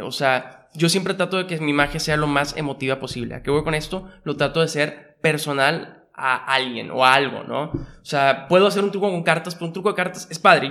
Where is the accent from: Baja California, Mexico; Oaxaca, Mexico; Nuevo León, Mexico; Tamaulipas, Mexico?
Nuevo León, Mexico; Monterrey; born or raised there; also born or lived in Mexico City